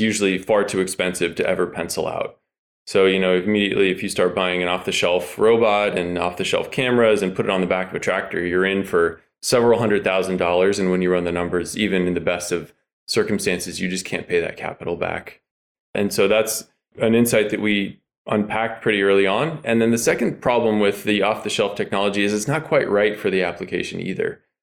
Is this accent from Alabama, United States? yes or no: no; Chico, California, United States; We grew up together up in Chico, California.